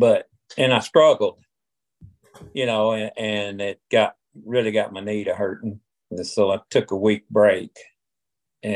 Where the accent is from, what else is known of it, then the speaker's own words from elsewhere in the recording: Arkansas, United States; I'm from Arkansas. I farmed over close to Wynn